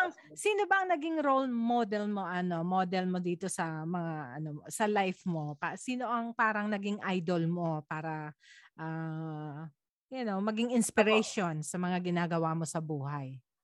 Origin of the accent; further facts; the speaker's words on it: Philippines; moved away as an adult; bilang Pilipino